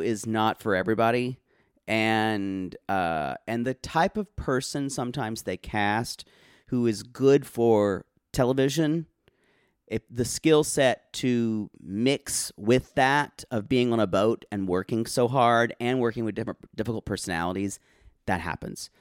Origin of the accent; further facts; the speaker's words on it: United States; I'm American